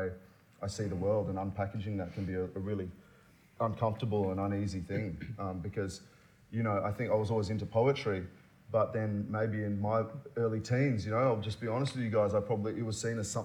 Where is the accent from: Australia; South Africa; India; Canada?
Australia; I'm Asian Australian, but I'm also Muslim Australian.